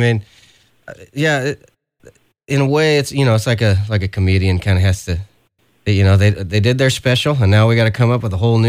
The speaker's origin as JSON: {"language": "English", "region": "California", "country": "United States", "said": "let's not forget, I'm from California"}